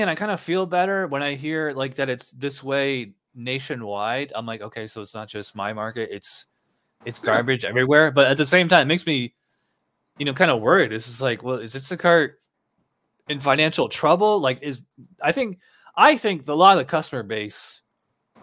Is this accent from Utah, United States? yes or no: no; Albany, New York, United States; now in New Hampshire, United States; I'm from Albany